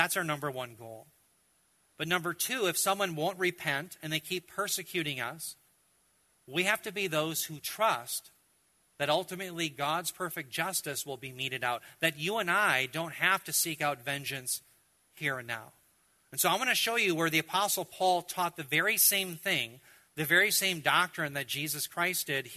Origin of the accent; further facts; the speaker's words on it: United States; as an American, as a believer